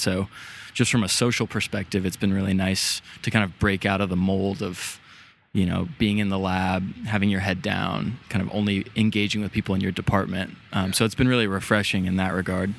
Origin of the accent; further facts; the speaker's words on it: San Diego, California, United States; moved away; growing up, I, I'm from San Diego originally